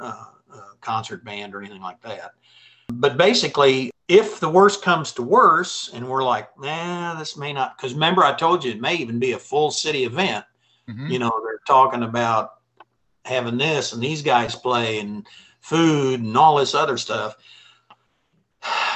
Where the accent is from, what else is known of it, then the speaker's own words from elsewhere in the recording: Jefferson City, Missouri, United States; I was from Jeff City